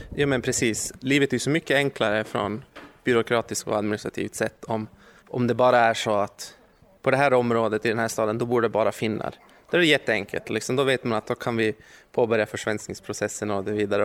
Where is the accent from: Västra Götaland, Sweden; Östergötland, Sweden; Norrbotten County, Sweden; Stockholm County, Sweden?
Norrbotten County, Sweden; Luleå; Jag kommer från Luleå